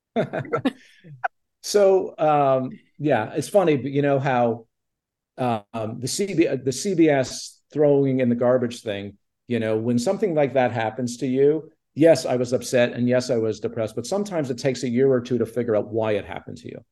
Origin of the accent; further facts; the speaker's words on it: Montreal, Quebec, Canada; I grew up in Montreal with no connection to the entertainment